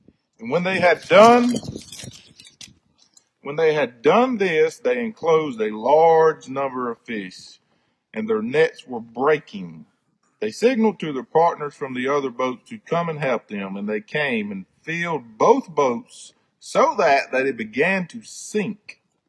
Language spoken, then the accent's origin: English; South Carolina, United States; I'm from South Carolina.